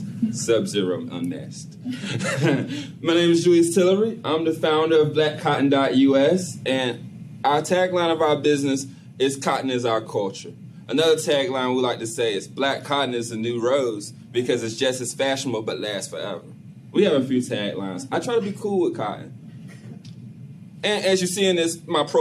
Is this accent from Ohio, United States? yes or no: no; Halifax County, North Carolina, United States; I feel proud to be from Halifax County